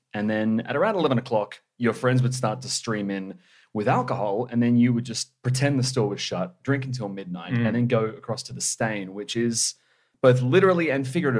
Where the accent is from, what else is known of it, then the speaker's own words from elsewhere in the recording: Sydney, New South Wales, Australia; moved away as an adult; now in Melbourne, Australia; I grew up in Manly and thereabouts